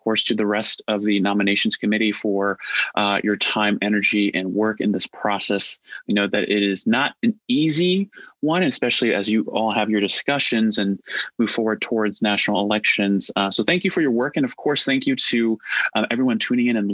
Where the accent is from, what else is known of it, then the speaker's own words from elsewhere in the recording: Indiana, United States; also born or lived in Nebraska; I was born in Nebraska and raised in Indiana, so spent most of my life around corn, flatland, and being a Midwesterner.